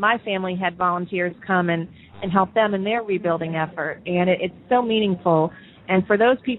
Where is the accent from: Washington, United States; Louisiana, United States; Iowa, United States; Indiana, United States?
Louisiana, United States; St. Bernard Parish; moved away as an adult; also born or lived in Dallas, Texas; I was born and raised in St. Bernard Parish, and after college, I moved away to Dallas, and I was living in Dallas when Katrina happened, and I had an opportunity to come back home after Katrina to work in the tourism industry